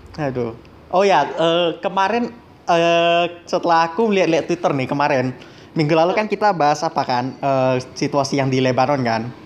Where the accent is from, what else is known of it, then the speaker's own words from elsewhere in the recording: Medan, North Sumatra, Indonesia; kita mah orang Medan udah biasa